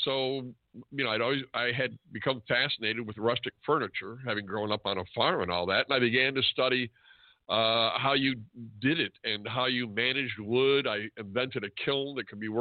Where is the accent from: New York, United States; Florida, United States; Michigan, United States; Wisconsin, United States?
Michigan, United States; DeWitt; I grew up on a farm in DeWitt, Michigan, which is right in the middle of the mitten, right in the middle of the state.